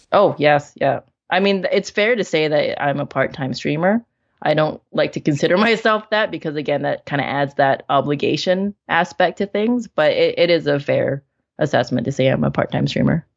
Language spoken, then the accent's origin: English; Vancouver, British Columbia, Canada; in my hometown, in Vancouver